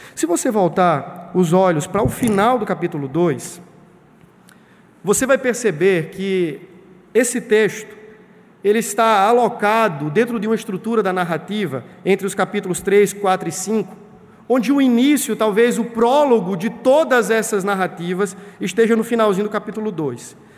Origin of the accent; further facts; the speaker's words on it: Brazil; nascemos no Brasil